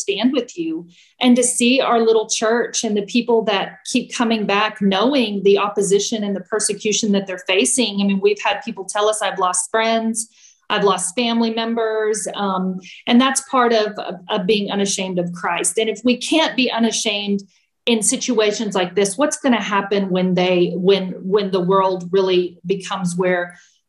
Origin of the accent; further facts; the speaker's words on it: Temple, Texas, United States; we met with people who we grew up with, because Brad and I are from Central Texas. We're from Temple and we're from this area.